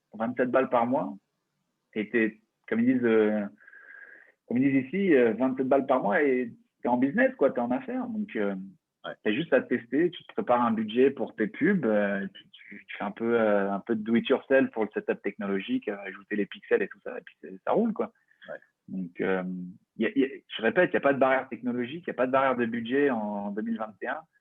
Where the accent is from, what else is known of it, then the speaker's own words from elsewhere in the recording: France; un avantage qu'on a en tant que Français